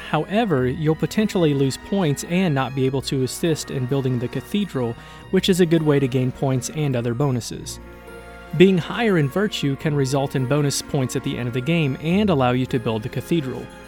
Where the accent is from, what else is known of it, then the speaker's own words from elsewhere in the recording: Michigan, United States; also born or lived in Tennessee; now in Nashville, United States; I'm from Michigan originally